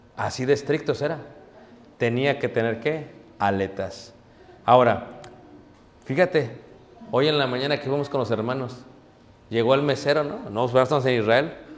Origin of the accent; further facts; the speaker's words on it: Mexico; como mexicanos